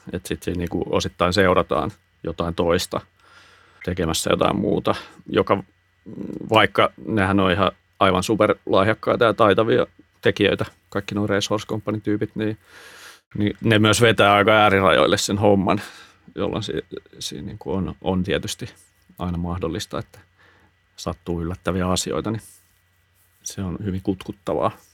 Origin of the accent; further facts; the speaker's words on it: Hyvinkää, Uusimaa, Finland; mä oon Hyvinkäältä kotoisin